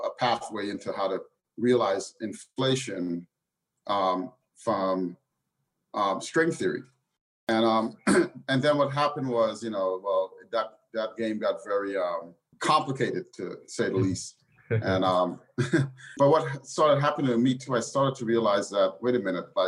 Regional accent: New York City, New York, United States; I grew up in the inner city, and I grew up, you know, out in New York City's great public school system

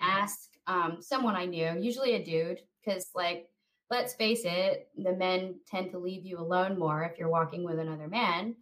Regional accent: Roswell, United States; moved away; I grew up in Roswell

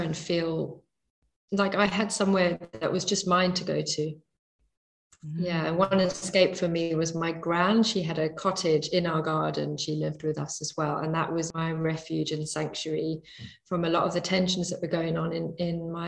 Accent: Bantry, Munster, Ireland; As a child, I grew up in Bantry Bay, and I had the sea at the bottom of my garden

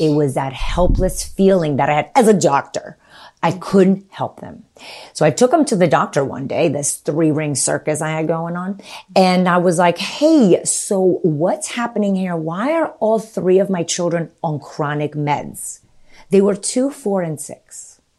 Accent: Romania; moved away; So I was born in nineteen seventy-three and I was born in Romania, with communist Romania.

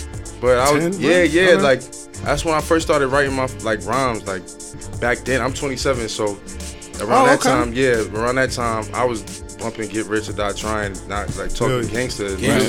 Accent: Atlanta, Georgia, United States; now in New York City, United States; I'm originally from New York City. I moved to Atlanta when I was a kid, but I spent all my summers and holidays from like up 18 years here. So right. It's like I spent like 65% of my life in Georgia and like 35% here, but my entire family's from here.

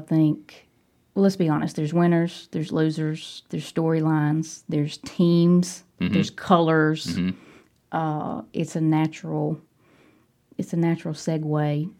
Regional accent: Cordova, Alabama, United States; Drew and I should say that we are both from Cordova.

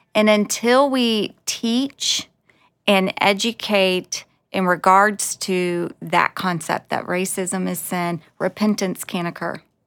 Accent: South Carolina, United States; moved away as an adult; also born or lived in Los Angeles; I was born in South Carolina

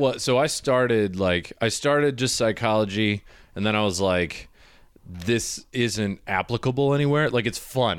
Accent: Michigan, United States; moved away; also born or lived in Ohio; I was in Ohio, I grew up in Michigan

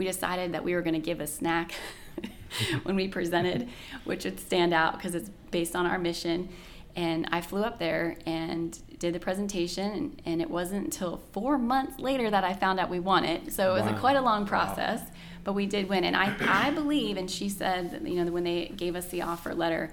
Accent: Annapolis, Maryland, United States; moved away as an adult; also born or lived in Edgewater, Maryland / Baltimore, Maryland / Los Angeles, California; now in Waxhaw, United States; growing up in Annapolis, Maryland was very unique in area and the historic elements, and I just loved it.

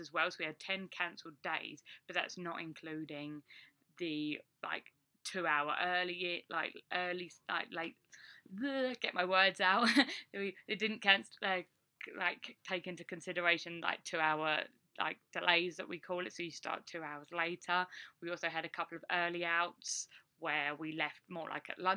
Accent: England, United Kingdom; moved away as an adult; now in United States; as a Brit that's not used to really driving in the snow

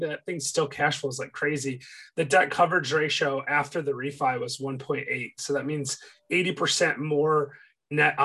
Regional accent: Michigan, United States; moved away as an adult; now in Chattanooga, United States; I'm from Michigan

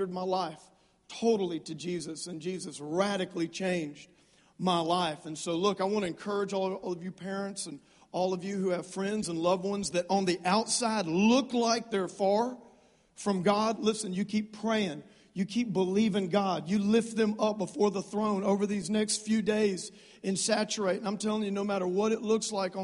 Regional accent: South Louisiana, United States; moved away; I grew up in South Louisiana. Don't hold that against me. I am a Cajun.

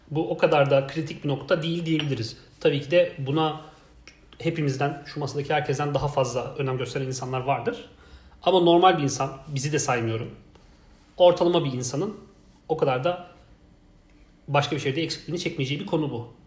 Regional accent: Malatya, Turkey; İstanbul'la ben Malatyalıyım. Malatya arasında bile çok fazla fark var.

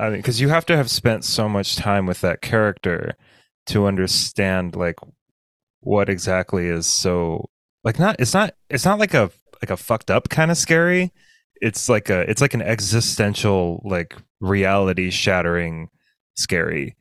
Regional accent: south of Bend, Central Oregon, United States; I grew up in Central Oregon, in not Bend, which is where people think Central. Like, I was in I was south of Bend, which is like the forest

